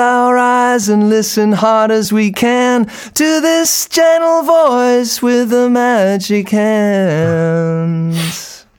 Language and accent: English; Boston, Massachusetts, United States; I grew up here in Boston, but I haven't played here in a few years.